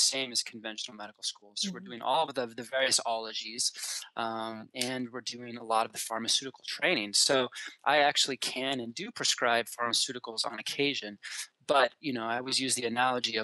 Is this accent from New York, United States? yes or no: no; Colorado, United States; moved away as an adult; also born or lived in Washington; I grew up in Colorado